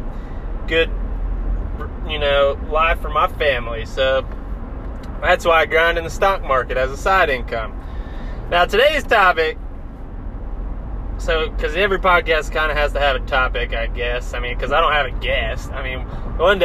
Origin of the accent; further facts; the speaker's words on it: North Carolina, United States; also born or lived in New Jersey; Born in New Jersey, but I call North Carolina home.